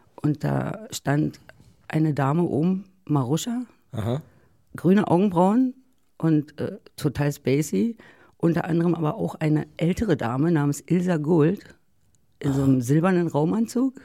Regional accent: East Germany, Germany; ich bin ja aus dem Osten

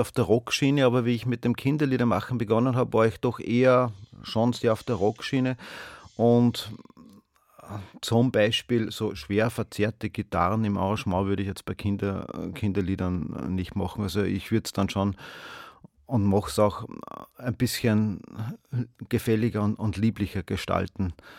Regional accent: Steyr, Upper Austria, Austria; ich bin ja aus Steyr. Steyr ist eine Stadt in Oberösterreich.

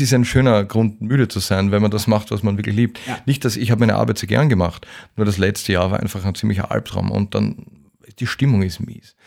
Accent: Vienna, Austria; als Wiener in Wien

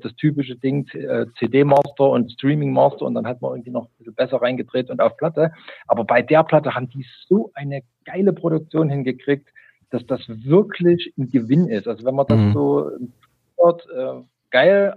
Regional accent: East Germany, Germany; ich bin gebürtiger DDR-Bürger

